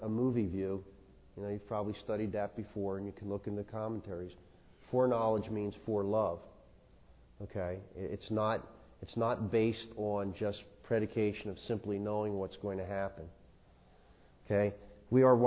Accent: Philadelphia, Pennsylvania, United States; I grew up in South Philadelphia

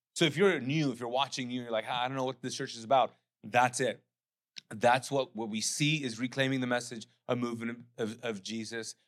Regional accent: Pakistan; also born or lived in Charleston; now in United States; I am as a Pakistani immigrant

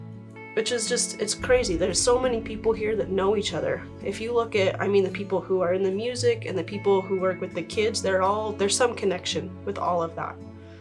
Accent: Utah, United States; born there; also born or lived in Texas / Idaho; No, I was born in Utah, grew up a little bit in Texas, a little bit in Idaho.

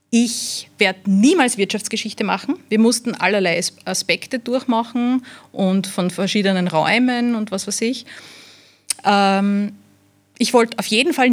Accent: Wiener Neustadt, Lower Austria, Austria; born there; Also äh, ich bin in, in Wiener Neustadt geboren

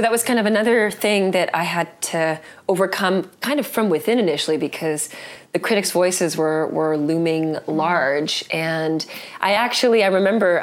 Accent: Vancouver, British Columbia, Canada; I grew up in Vancouver

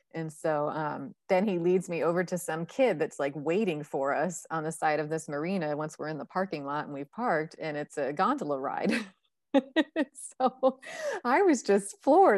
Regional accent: Northeast, United States; I come from the Northeast

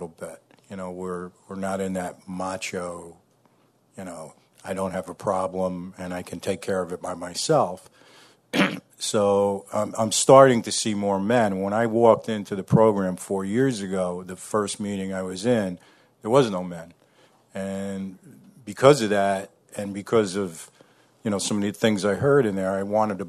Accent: New Paltz, New York, United States; I'm from New Paltz, New York in the Hudson Valley.

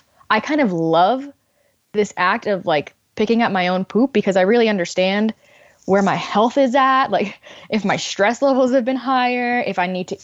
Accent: Miami, Florida, United States; moved away; I grew up in Miami, Florida

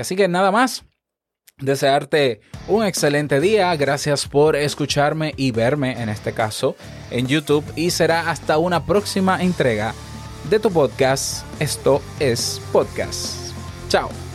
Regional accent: Dominican Republic; como decimos aquí en mi país, República Dominicana

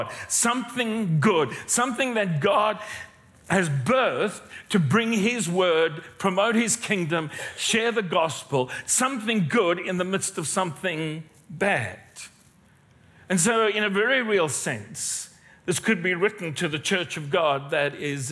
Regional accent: South Africa; moved away as an adult; now in Australia; I'm not a Kiwi. I am not a Kiwi. I am South African, been here a long time

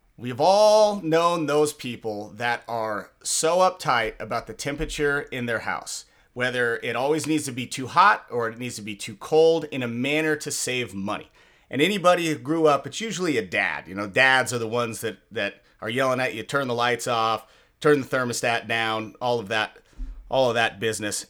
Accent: just south of Seattle, Washington, United States; growing up in Washington, um, uh, just south of Seattle

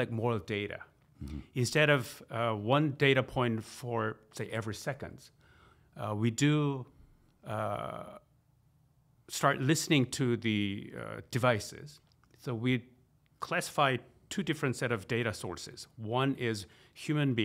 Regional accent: South Korea; also born or lived in United States; I'm from South Korea, visiting Portland, this wonderful city.

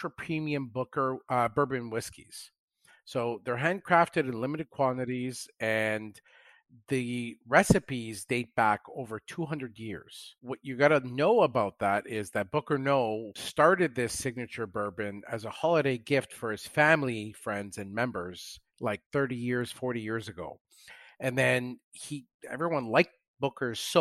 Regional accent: Canada; I'm Canadian

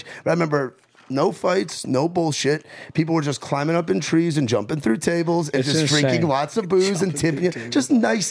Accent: New York City, New York, United States; now in Nashville, United States; I grew up going to Central Park and, like, Bear Mountain

